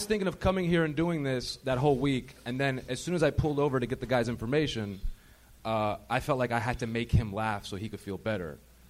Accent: Los Angeles, California, United States; But I'm born and raised here.

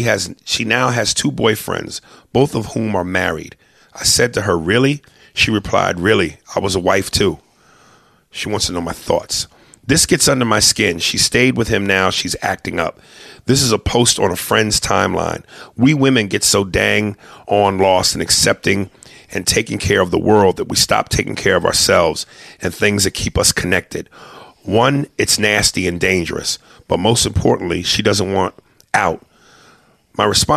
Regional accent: New York, United States; I'm a diehard New Yorker, and I love New York, and I'll claim it to a degree

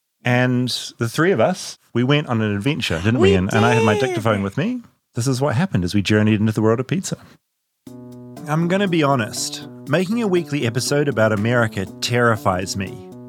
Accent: New Zealand; moved away as an adult; now in United States; I'm from New Zealand, tiny New Zealand.

